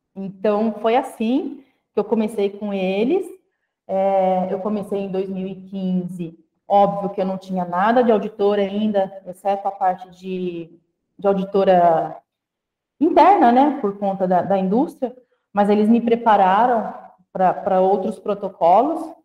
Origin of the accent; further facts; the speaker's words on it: Guararapes, São Paulo, Brazil; moved away; Eu sou uma pessoa que vim do interior do estado de São Paulo, de uma cidadezinha chamada Guararapes, uma cidade que tem pouco mais de 30 mil habitantes